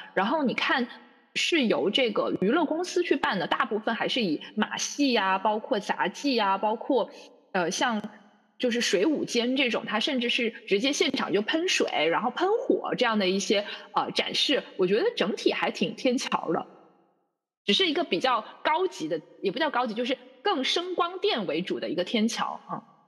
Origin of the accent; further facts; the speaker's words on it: Zhuhai, Guangdong, China; also born or lived in Brisbane, Australia; 在我的家乡珠海